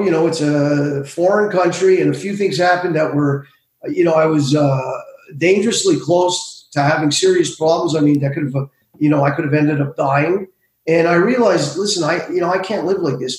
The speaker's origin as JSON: {"language": "English", "town": "Montreal", "region": "Quebec", "country": "Canada", "tie": "born or raised there", "said": "I grew up in Montreal"}